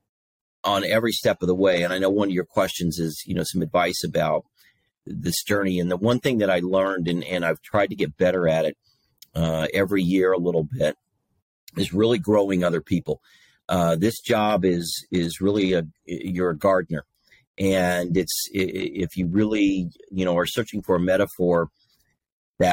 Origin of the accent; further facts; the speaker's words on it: Princeton, Indiana, United States; moved away as an adult; also born or lived in Greencastle, Indiana; got recruited back to my hometown of Princeton, Indiana